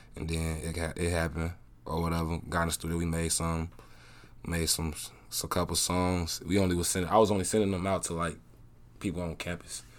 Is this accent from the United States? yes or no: yes; Chicago, Illinois, United States; also born or lived in Georgia / Des Moines, Iowa; now in Iowa, United States; I'm Southside born and raised, that's all I know